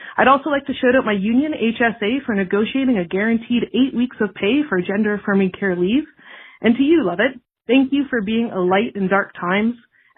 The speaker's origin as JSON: {"language": "English", "country": "Canada"}